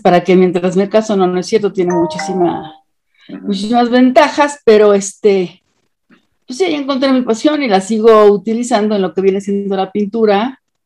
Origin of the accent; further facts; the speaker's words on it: Mexico; Soy mexicana.